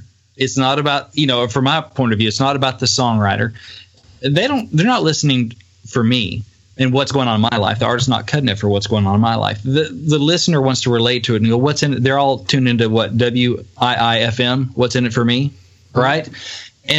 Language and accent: English; Batesville, Arkansas, United States; moved away as an adult; also born or lived in Little Rock, Arkansas; now in Nashville, United States; my home in Batesville, Arkansas, that my parents were about to move out